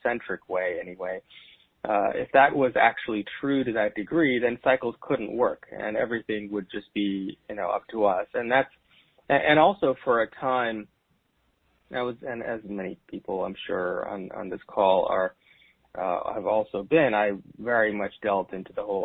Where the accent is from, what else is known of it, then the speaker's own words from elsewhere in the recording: India; And I am from India and brought up in a very traditional Indian family